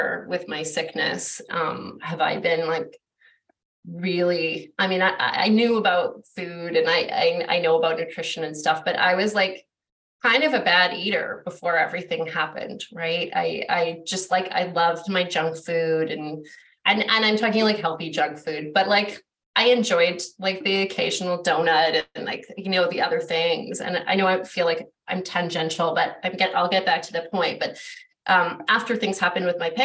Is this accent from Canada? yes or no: yes; Vancouver, British Columbia, Canada; I grew up in Vancouver, which is like our biggest city here in British Columbia